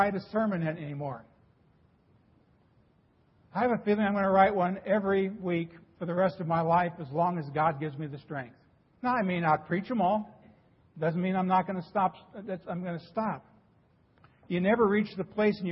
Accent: Nebraska, United States; moved away; the church I grew up in back in Nebraska

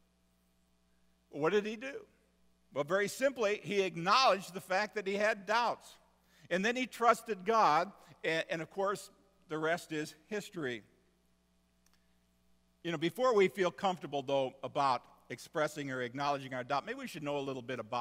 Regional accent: Seward, Nebraska, United States; I grew up in Seward, Nebraska, where I went to St. John's Lutheran grade school

